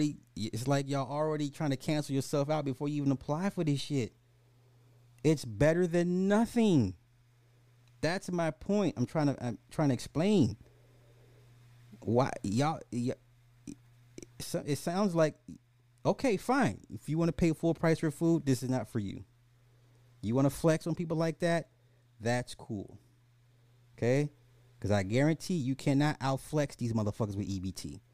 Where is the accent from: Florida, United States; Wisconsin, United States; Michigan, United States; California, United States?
Florida, United States; Miami; I'm from Miami. Never tried it here.